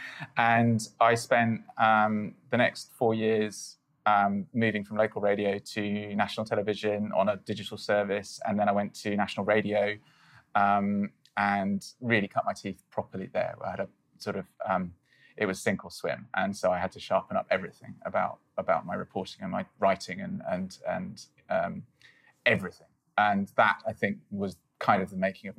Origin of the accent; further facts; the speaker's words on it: United Kingdom; I'm British